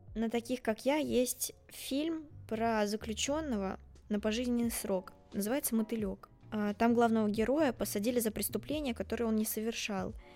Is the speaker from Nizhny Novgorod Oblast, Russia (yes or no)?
no; Tolyatti, Samara Oblast, Russia; moved away as an adult; now in Saint Petersburg, Russia; в моем родном городе Тольятти, еще до поступления